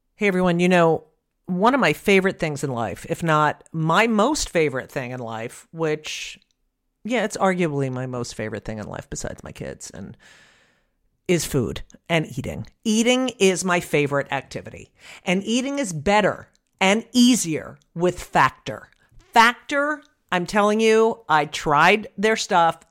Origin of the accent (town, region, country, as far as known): Clark, New Jersey, United States; born or raised there; moved away